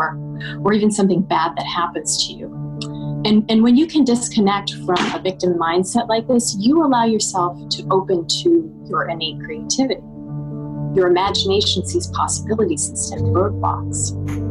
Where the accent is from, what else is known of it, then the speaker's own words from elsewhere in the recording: California, United States; I'm from California, USA.